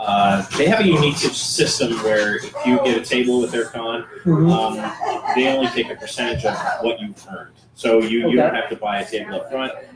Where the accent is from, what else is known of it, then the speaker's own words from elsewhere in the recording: Wisconsin, United States; now in Colorado, United States; I'm actually a Wisconsin native, so Colorado is not my home.